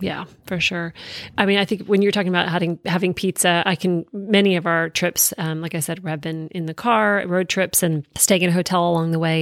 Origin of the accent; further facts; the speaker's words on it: East Coast, United States; moved away; I grew up on the East Coast